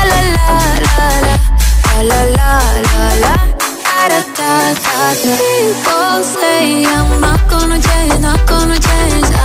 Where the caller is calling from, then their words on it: Sevilla la Nueva, Community of Madrid, Spain; de aquí, de Sevilla Nueva.